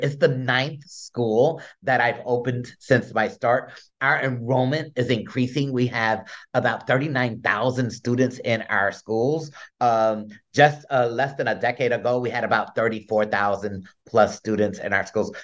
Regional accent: Newark, New Jersey, United States; although I was born in the South Ward, I, I grew up in the East Ward

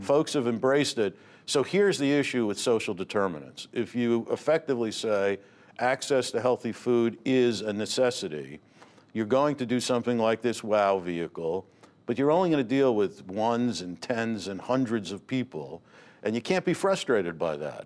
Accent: Newark, New Jersey, United States; I grew up in Newark

